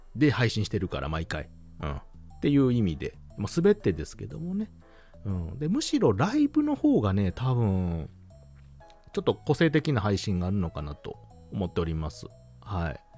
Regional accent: Kansai, Hyogo, Japan; 出身地は関西は兵庫県でございます

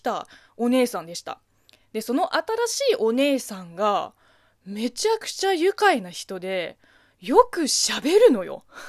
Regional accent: China; Japanese is a second language; moved away as an adult; now in Japan; 中国生まれ、中国育ち

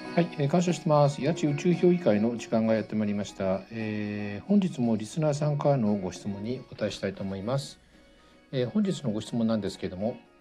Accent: Tokyo, Japan; 僕は東京生まれなんでねあの醤油がラーメンをね子供の頃から食べてたんですが

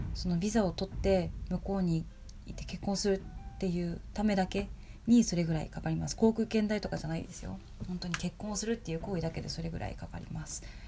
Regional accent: Japan; moved away as an adult; also born or lived in Tokyo; now in Colorado, United States; もともと日本で生まれ育って、で、ほとんどの大部分を日本で過ごしてきて

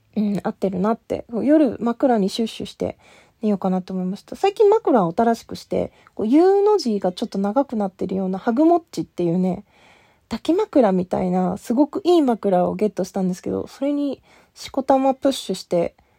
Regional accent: Asahikawa, Hokkaido, Japan; 私、あの、北海道出身で、旭川出身

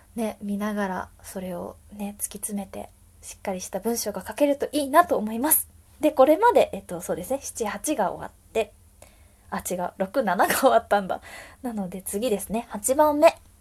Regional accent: Wakayama, Japan; now in Tokyo, Japan; 和歌山出身の私なんですが

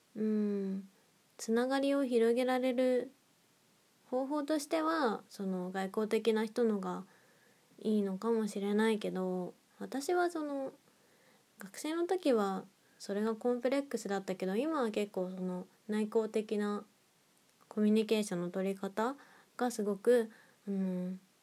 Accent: Nagoya, Aichi, Japan; moved away; 地元が名古屋なんですけど

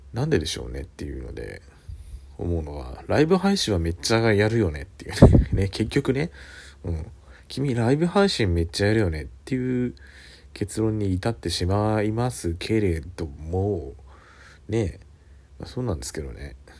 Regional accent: Kanto, Japan; born or raised there; moved away as an adult; now in Suita, Japan

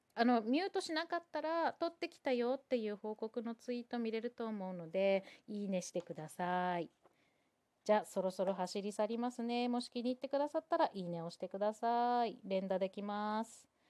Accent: Sendai, Miyagi, Japan; moved away; 私は宮城県仙台市出身なので

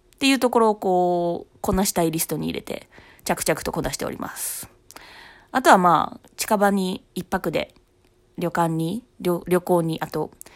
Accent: Osaka, Japan; 私は生まれも育ちもずっと大阪なんですけどね、三十数年

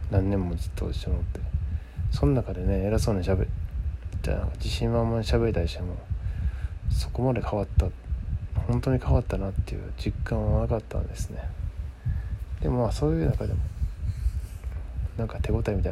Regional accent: Osaka, Japan; 僕大阪の人間とはいえそこまで別に何でしょうねガヤガヤ言うキャラではなかったんですないんですけど

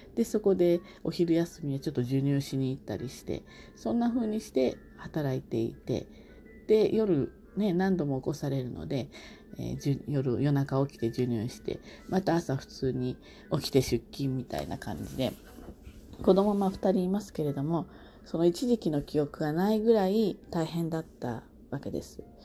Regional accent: Kanto, Japan; 私は関東の人

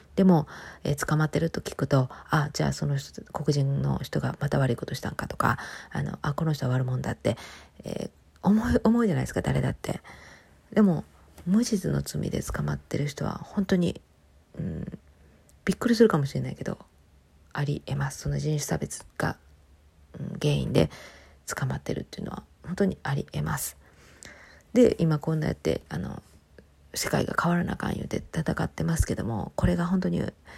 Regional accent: Japan

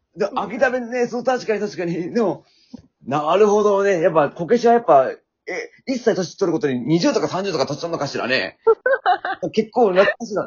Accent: Shizuoka, Japan; accent: Shizuoka dialect; 私も静岡出身だからね

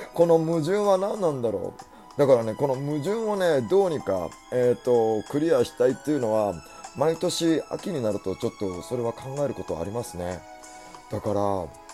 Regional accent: Kanto, Japan; 関東の育ちだからでしょうか

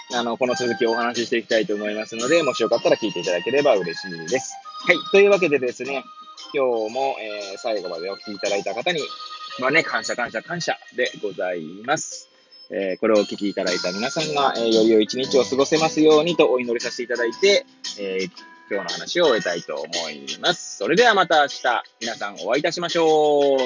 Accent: Hachioji, Tokyo, Japan; moved away as an adult; now in Kamaishi, Japan; 八王子生まれ、八王子育ち、震災の前の年から釜石で働く

